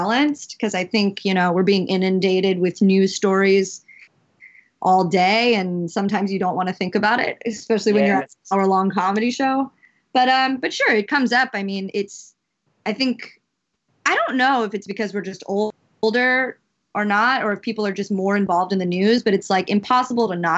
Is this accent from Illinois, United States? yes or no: no; Louisiana, United States; now in New York, United States